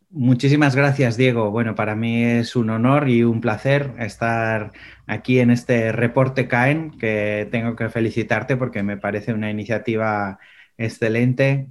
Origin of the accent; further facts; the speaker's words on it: Pamplona, Navarre, Spain; moved away; also born or lived in Seville / Menorca; yo soy de Sevilla, nací en Sevilla, pero crecí en Pamplona, que es una pequeña ciudad al norte de España